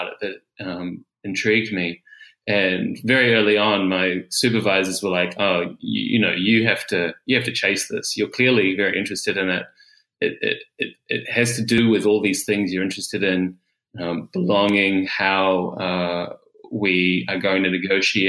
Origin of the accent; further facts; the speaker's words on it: New Zealand; moved away as an adult; also born or lived in Auckland, New Zealand; now in Melbourne, Australia; I'm from Aotearoa, New Zealand